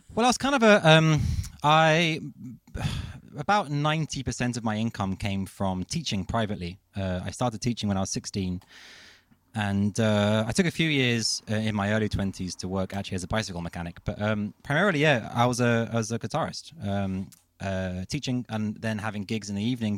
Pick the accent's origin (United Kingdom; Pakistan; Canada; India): United Kingdom; London; moved away as an adult; now in Copenhagen, Denmark; I'm a Londoner. Um, I uh, yes, I was kind of born and raised in London, and I moved to Copenhagen